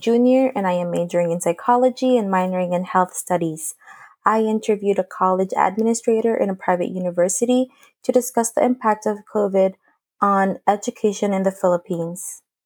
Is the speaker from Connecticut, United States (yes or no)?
yes; Bridgeport, Connecticut, United States; I am from Bridgeport, Connecticut.